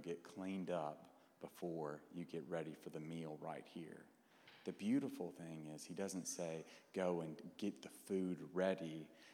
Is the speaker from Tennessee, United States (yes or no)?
yes; Clarksville, Tennessee, United States; moved away as an adult; also born or lived in Fort Worth, Texas; now in Dallas, United States; I grew up in Clarksville, Tennessee